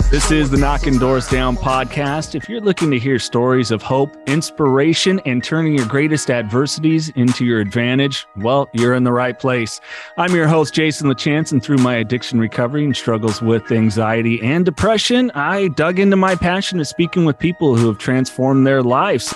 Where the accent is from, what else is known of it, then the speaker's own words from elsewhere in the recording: California, United States; I'm from California.